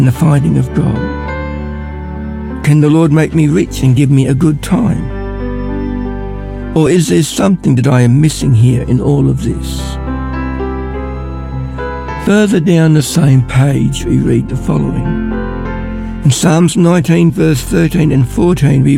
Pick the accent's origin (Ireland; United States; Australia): Australia; Ballarat, Victoria; I'm from Ballarat